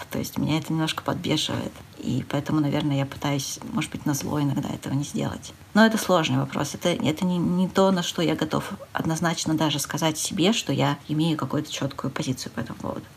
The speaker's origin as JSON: {"language": "Russian", "region": "Urals", "country": "Russia", "tie": "born or raised there", "said": "я родился и вырос на Урале, в достаточно маленьком городе"}